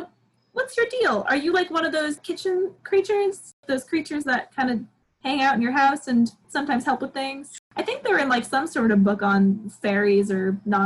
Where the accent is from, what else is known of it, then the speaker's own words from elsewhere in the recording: New York, United States; I'm from New York.